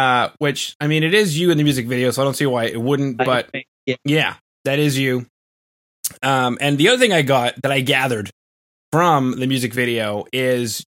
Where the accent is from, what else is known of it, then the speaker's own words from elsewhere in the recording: Canada; as a Canadian